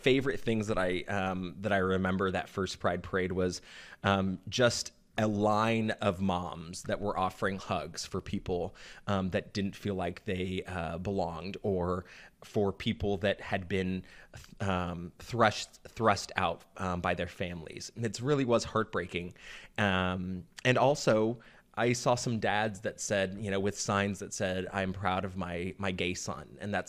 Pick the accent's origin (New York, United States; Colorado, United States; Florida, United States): Florida, United States; also born or lived in Oklahoma / Georgia; You know, I grew up in Florida, Oklahoma, and Georgia, three states that really don't accept homosexuality with very open arms.